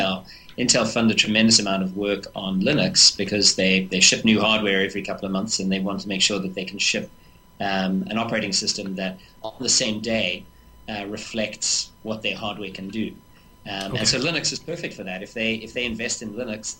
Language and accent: English; South Africa; I'm South African